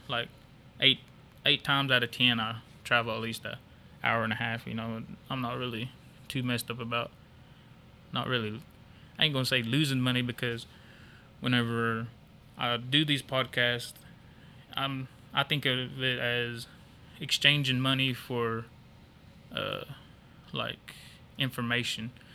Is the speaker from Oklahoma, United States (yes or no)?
yes; Stilwell, Oklahoma, United States; I'm born and raised in Stillwell